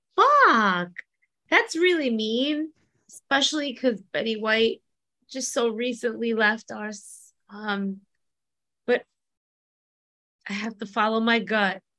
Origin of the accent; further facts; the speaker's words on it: East Coast, United States; I'm from the East Coast